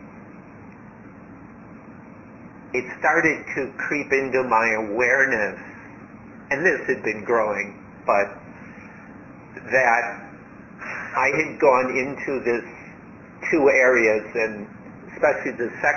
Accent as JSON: {"language": "English", "country": "United States", "tie": "born or raised there", "also_born_or_lived": "Thailand", "moved": "as an adult", "said": "I grew up in America"}